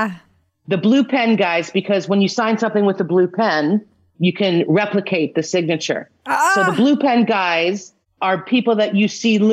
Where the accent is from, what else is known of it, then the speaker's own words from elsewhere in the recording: Delaware, United States; now in New York, United States; I'm originally from Delaware. So the Philadelphia Phillies were my team growing up